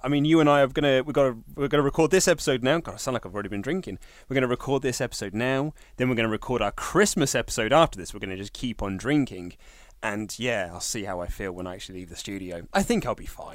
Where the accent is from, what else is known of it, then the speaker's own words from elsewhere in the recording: Reading, South East England, United Kingdom; Reading Town Centre, which is my hometown